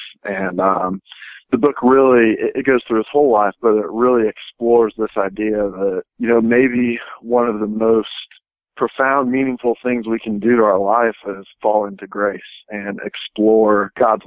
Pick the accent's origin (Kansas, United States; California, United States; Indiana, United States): Indiana, United States; I'm from Indiana